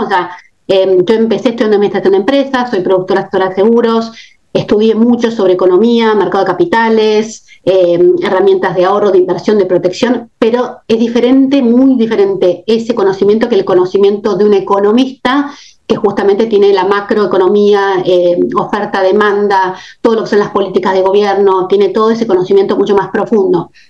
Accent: Argentina; moved away as an adult; now in United States; tengo mucha experiencia con la inflación porque estoy argentina

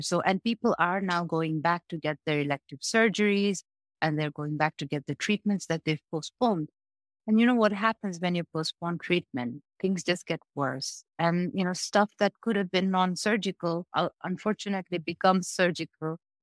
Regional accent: Bangladesh; I come from Bangladesh.

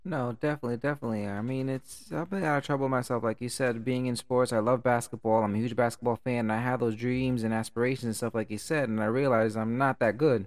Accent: Stamford, Connecticut, United States; I'm growing up in Stanford

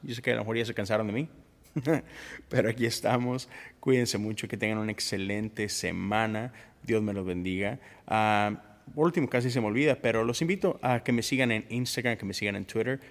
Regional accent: Mexico; como mexicano

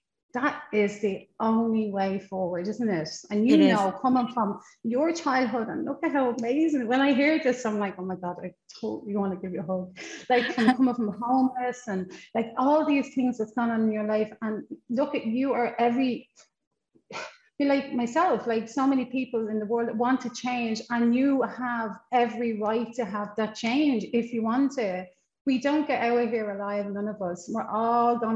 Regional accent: Ireland; accent: Irish; moved away; I come from Ireland, obviously, as you know from the accent, all the way from Ireland, and I come from a family of 8 children

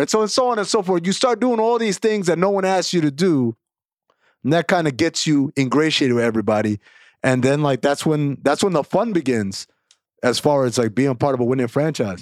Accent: New York, United States; I'm from New York. I grew up a huge Knicks fan

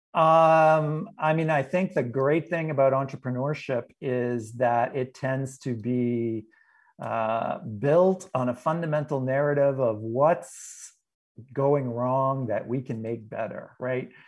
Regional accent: New England, United States; I'm from New England originally

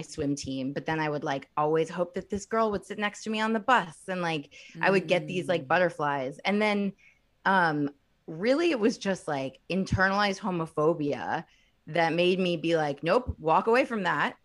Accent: Bloomington, Indiana, United States; I'm from Indiana. I'm from Bloomington, Indiana

